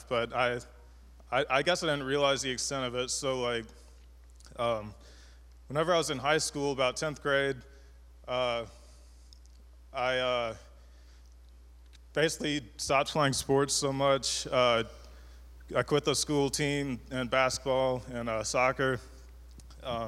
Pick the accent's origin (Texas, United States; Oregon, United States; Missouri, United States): Missouri, United States; Cape Girardeau; I'm from Cape Girardeau, Missouri